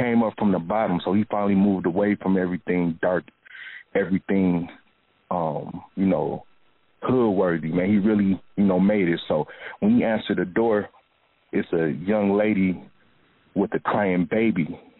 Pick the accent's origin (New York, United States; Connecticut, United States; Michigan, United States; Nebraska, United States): Michigan, United States; Flint; I came from Flint, Michigan, man.